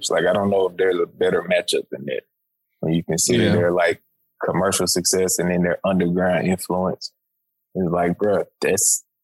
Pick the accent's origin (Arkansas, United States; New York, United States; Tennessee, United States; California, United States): Tennessee, United States; Memphis; it was so easy as a, uh, a kid growing up in Memphis for us to gravitate towards a lot of the Houston music